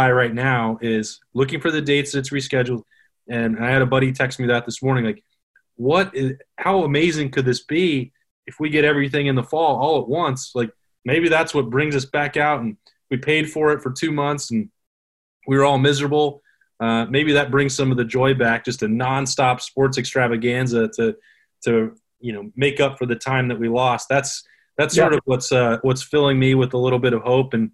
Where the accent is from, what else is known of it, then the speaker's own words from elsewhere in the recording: Wyoming, United States; moved away; my home state of Wyoming